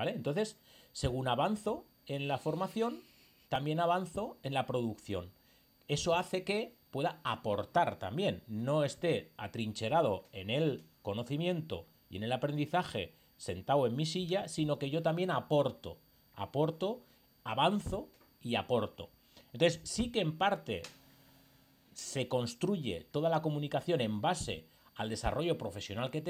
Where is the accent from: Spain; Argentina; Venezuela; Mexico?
Spain; Basque Country; now in Seville, Spain; simplemente es para conocer gente de mi pueblo. Yo he venido del País Vasco a vivir a Sevilla.